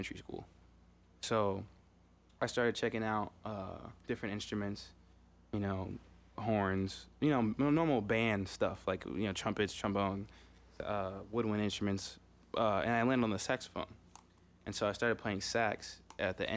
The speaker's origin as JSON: {"language": "English", "town": "Marietta", "region": "Georgia", "country": "United States", "tie": "born or raised there", "also_born_or_lived": "Fremont, California / Lake Charles, Louisiana", "moved": "yes", "said": "we ended up moving to Marietta, Georgia. Or Kennesaw, Georgia, excuse me. And then Marietta, Georgia after that. But that's where I spent my childhood years"}